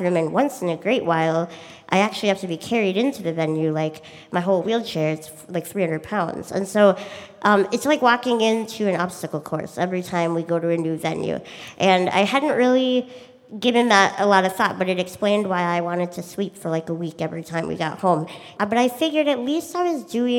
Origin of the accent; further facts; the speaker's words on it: Minnesota, United States; I'm a musician from Minnesota